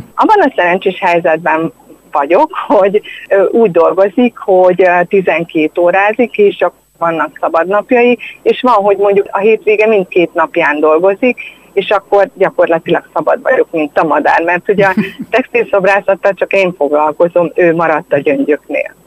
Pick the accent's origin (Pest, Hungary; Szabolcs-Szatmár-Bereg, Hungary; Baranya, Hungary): Pest, Hungary; Érd; én ugye érdi vagyok